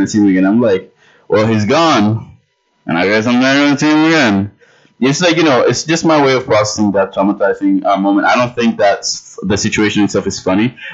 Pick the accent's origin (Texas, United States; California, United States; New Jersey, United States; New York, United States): New York, United States; New York City; I am from the Bronx